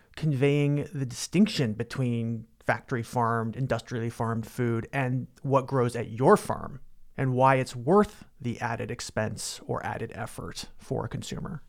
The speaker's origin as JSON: {"language": "English", "region": "California", "country": "United States", "said": "as a Californian"}